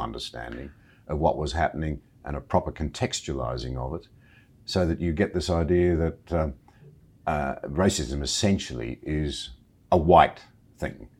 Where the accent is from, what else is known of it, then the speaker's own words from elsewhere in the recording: Australia; As an Australian